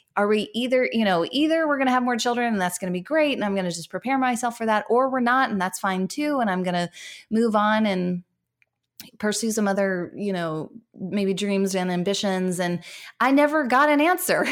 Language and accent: English; United States; moved away as an adult; now in Canada; I am American living in Can-, an American living in Canada, um, but I have lived here for eight years